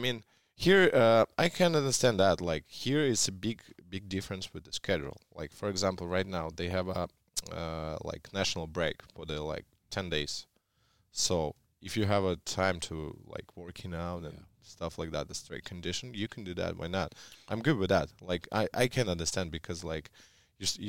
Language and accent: English; Russia; English is a second language; moved away; when I grew up in Russia, everyone followed the national team